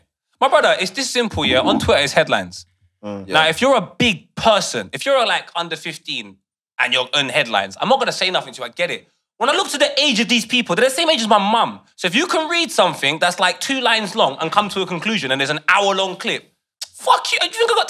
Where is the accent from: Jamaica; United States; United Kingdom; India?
Jamaica; I'm from Jamaica. We've only got like 3 million people there, so I'm just taking the piss out of every country.